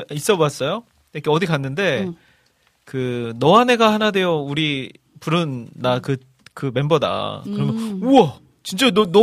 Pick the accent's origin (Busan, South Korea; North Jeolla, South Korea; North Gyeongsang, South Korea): North Jeolla, South Korea; Iksan; 저는 이제 고향이 익산인데